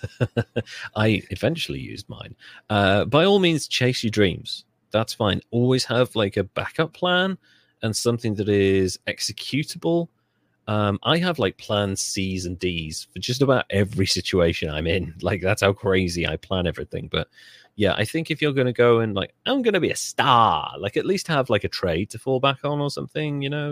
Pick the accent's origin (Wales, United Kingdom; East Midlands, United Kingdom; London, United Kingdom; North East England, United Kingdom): Wales, United Kingdom; I'm Welsh. We have Welsh flags. We have patriotism.